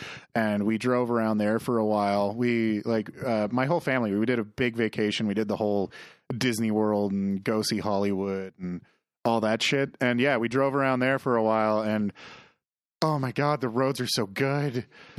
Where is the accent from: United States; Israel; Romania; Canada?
Canada; as a Canadian